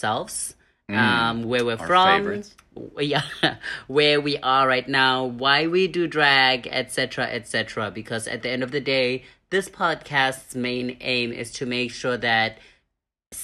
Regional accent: Pretoria, Gauteng, South Africa; also born or lived in Thailand; now in Hanoi, Vietnam; I'm from South Africa. I grew up there. I was born in a township called Attridgeville.

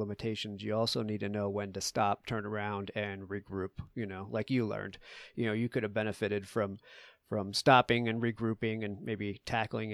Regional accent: New England, United States; now in Colorado, United States; I grew up in New England with you at sea level and moved out here.

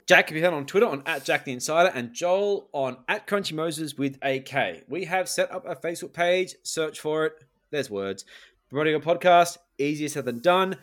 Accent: Australia; as an Australian

